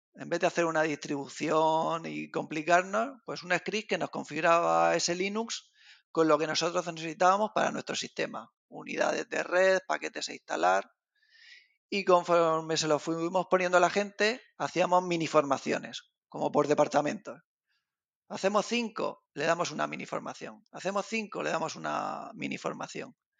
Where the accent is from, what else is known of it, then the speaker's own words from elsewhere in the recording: Region of Murcia, Spain; yo realmente estoy en Genio Valencia, pero soy de Murcia.